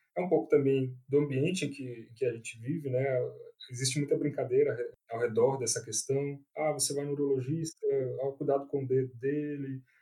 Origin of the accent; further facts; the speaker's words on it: Brasília, Federal District, Brazil; moved away as an adult; now in São Paulo, Brazil; eu sou de Brasília, nascido, criado, fiz toda a minha formação lá